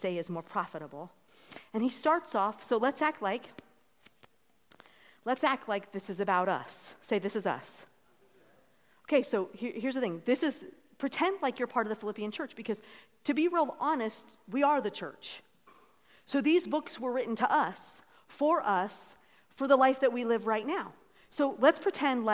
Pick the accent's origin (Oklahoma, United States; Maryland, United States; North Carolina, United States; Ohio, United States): Ohio, United States; moved away; we're from Ohio